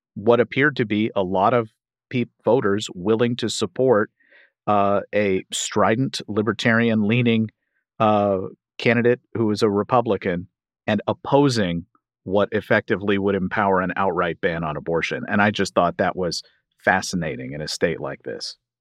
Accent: Kentucky, United States; my home state of Kentucky

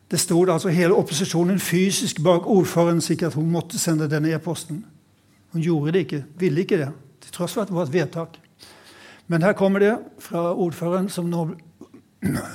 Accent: Sweden; now in Norway; jeg har vokst opp i Sverige

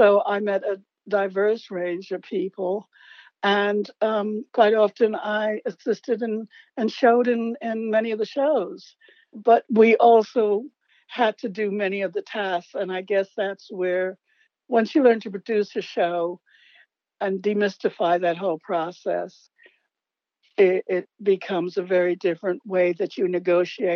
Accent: New York, United States; moved away as an adult; also born or lived in San Francisco; growing up in New York, I was born in the late 40s

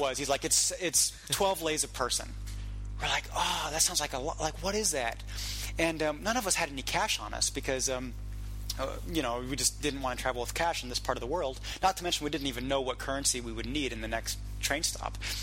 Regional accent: Munich, Bavaria, Germany; also born or lived in West Coast, United States; now in Prague, Czech Republic; I grew up in Munich, so I um, do very well with Southern dialects

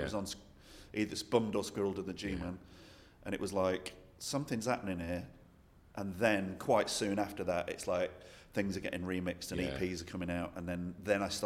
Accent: Manchester, North West England, United Kingdom; growing up in Manchester

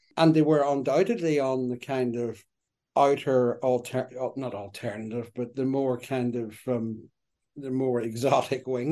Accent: Derry, Northern Ireland, United Kingdom; also born or lived in Belfast; I grew up in Derry

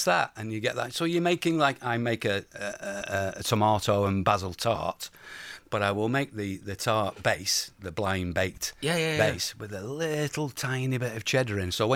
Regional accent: United Kingdom; I'm a British teenager

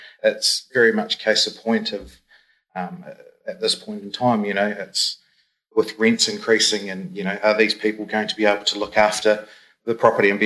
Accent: Christchurch, Canterbury, New Zealand; moved away as an adult; now in Queenstown, New Zealand; I'm from Christchurch. I moved down in 2002

